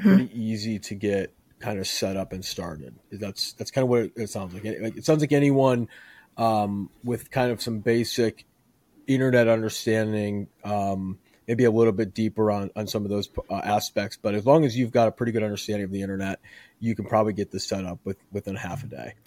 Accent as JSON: {"language": "English", "town": "Chicago", "region": "Illinois", "country": "United States", "moved": "yes", "lives_now": "Houston, United States", "said": "I'm originally from Chicagoland, so I, I, I'm used to the cold as well, but I moved to, uh, to Houston to escape it"}